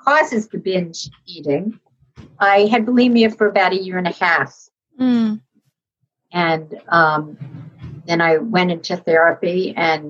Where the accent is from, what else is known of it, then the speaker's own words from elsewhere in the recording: New York City, New York, United States; I grew up in New York City